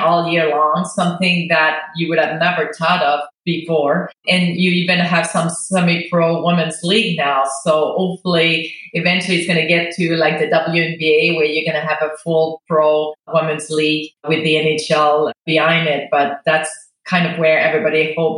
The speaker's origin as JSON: {"language": "English", "region": "Quebec", "country": "Canada", "second_language": "English", "moved": "as an adult", "said": "I was from Quebec. Everything was French there. We didn't have English TV."}